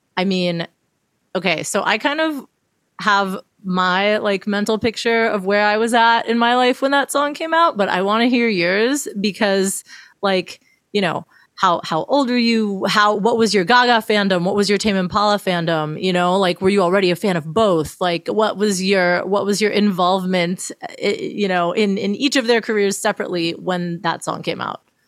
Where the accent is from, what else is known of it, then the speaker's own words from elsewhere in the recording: Miami, Florida, United States; moved away; I'm originally from Miami. Um, that's where I was living at the time